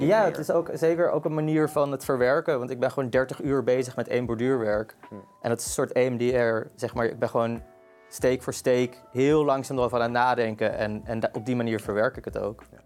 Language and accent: Dutch; Amsterdam, North Holland, Netherlands; ik kom uit Amsterdam. Ik ben geboren en getogen Amsterdammer